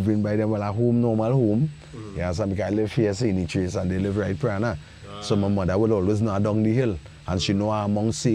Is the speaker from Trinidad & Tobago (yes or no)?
yes; Trinidad & Tobago; in Trinidad, I remember my grandmama had a lamp called Home Sweet Home.